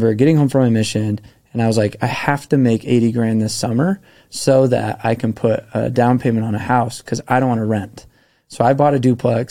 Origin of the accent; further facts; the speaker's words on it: Park City, Utah, United States; I grew up in Park City